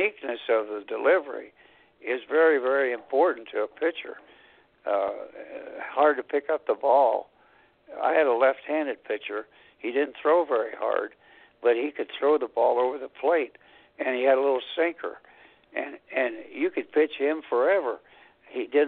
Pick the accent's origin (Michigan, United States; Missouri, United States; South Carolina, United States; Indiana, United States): Indiana, United States; Anderson; Anderson College, a small school in my hometown.